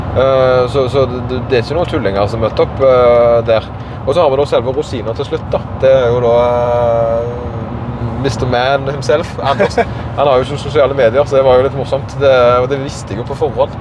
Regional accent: Karmøy, Rogaland, Norway; accent: Karmøy dialect; jeg har på en måte denne karmøydialekta som er litt utvanna, men vanskelig

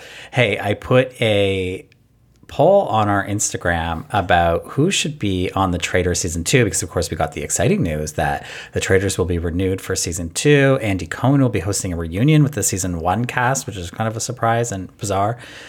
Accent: Canada; Because I'm Canadian.

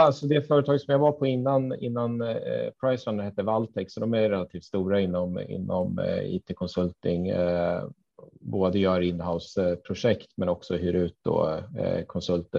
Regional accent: Katrineholm, Södermanland, Sweden; moved away; also born or lived in Linköping; Jag är uppväxt i Katrineholm

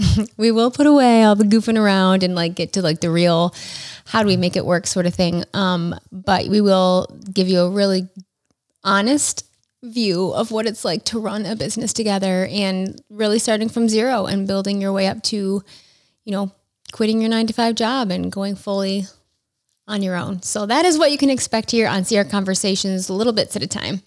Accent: Rochester, New York, United States; growing up in Rochester, my dad worked at Kodak

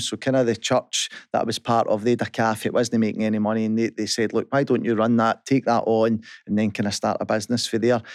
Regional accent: Kirkintilloch, Scotland, United Kingdom; I was brought up in Kirkentalik

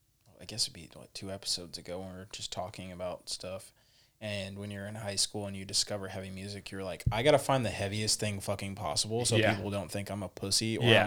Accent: California, United States; I grew up in the Bay Area during, like, the birth really of the hyphy movement

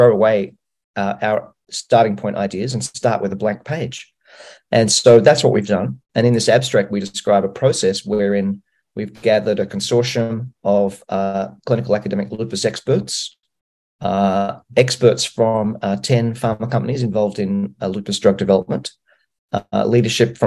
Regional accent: Australia; I'm from Australia

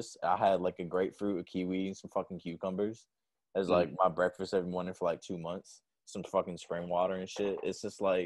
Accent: New Hampshire, United States; now in Carolinas, United States; I'm from New Hampshire. My family back there

